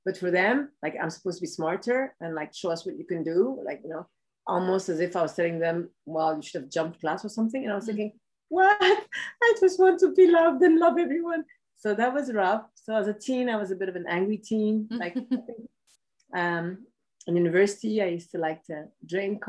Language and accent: English; Ethiopia; I was born in Ethiopia